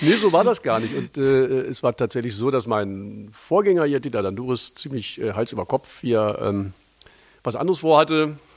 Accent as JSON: {"language": "German", "region": "Lower Saxony", "country": "Germany", "moved": "as an adult", "lives_now": "Berlin, Germany", "said": "tatsächlich bin ich ein Niedersachse"}